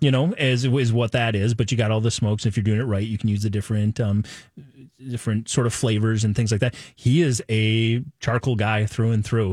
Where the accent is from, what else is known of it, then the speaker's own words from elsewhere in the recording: Nebraska, United States; I was born in Nebraska, but I'm not a corn husker